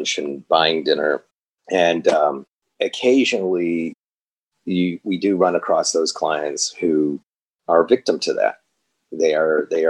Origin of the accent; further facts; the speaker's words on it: Chicago, Illinois, United States; moved away as an adult; now in Los Angeles, United States; I'm not from LA. I'm from Chicago